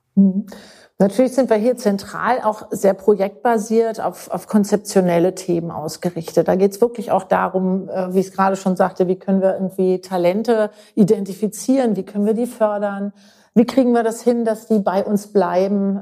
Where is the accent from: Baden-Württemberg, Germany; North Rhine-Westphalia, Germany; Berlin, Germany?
Berlin, Germany; moved away as an adult; also born or lived in Munich; now in Münster, Germany; in München geboren, in Berlin aufgewachsen bin